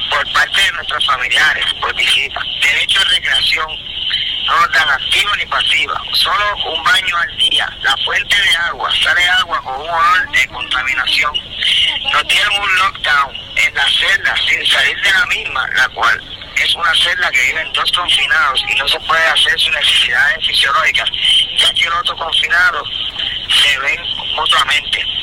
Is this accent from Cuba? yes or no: no; Puerto Rico; ciudadanos puertorriqueños y americanos que somos.